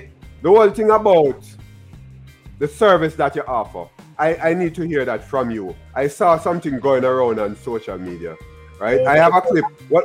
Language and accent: English; Jamaica; now in Florida, United States; I'm a Jamaican in Florida.